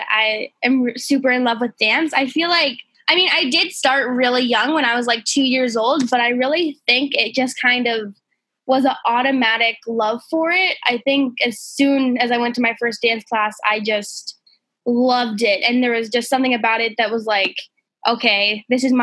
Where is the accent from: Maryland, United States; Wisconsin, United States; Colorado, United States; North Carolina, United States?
Colorado, United States; moved away; also born or lived in Los Angeles; at the time I lived in Colorado, my hometown